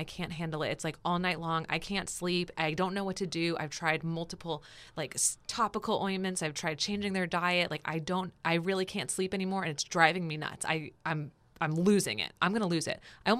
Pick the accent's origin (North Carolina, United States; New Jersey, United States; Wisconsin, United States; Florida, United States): New Jersey, United States; Because I'm from New Jersey.